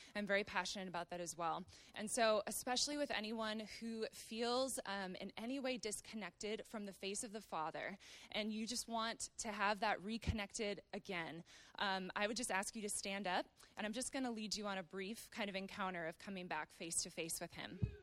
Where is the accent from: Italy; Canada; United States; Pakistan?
United States; Wisconsin and Minnesota, Midwest; moved away as an adult; now in Redding, United States; I grew up in Wisconsin and Minnesota